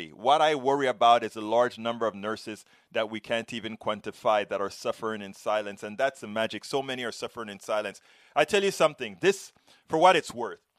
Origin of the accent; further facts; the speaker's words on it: Panama; I'm from Panama. When we've gone through all this kind of a stuff